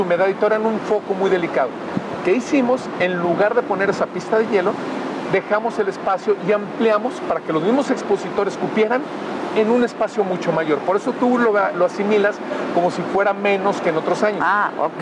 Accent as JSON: {"language": "Spanish", "town": "León", "region": "Guanajuato", "country": "Mexico", "said": "yo soy leonés"}